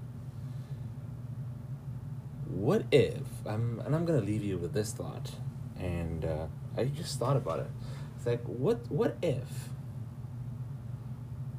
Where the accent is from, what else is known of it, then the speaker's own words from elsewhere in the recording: Sudan; I'm from Sudan